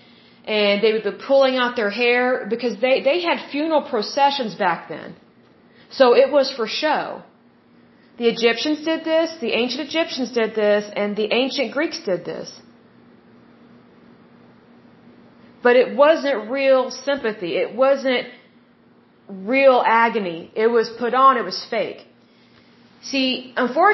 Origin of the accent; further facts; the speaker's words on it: the Bible Belt, United States; I was raised in the Bible Belt